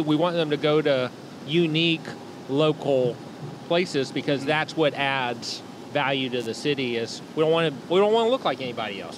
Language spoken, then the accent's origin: English; Chattanooga, Tennessee, United States; when I was growing up in Chattanooga, there was really nothing happening downtown